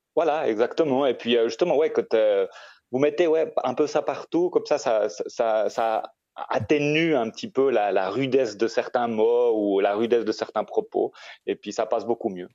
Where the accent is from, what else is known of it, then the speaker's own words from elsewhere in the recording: Switzerland; moved away as an adult; now in Costa Rica; j'ai grandi en Suisse